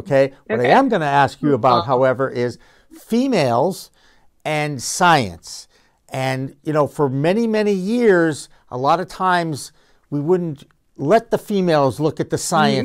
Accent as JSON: {"language": "English", "region": "New Jersey", "country": "United States", "tie": "born or raised there", "said": "I was born in New Jersey"}